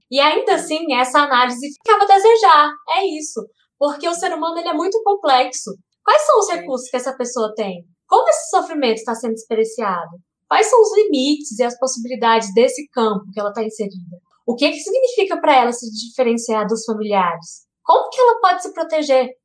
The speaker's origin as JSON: {"language": "Portuguese", "town": "Brasília", "region": "Federal District", "country": "Brazil", "said": "Eu sou brasiliense"}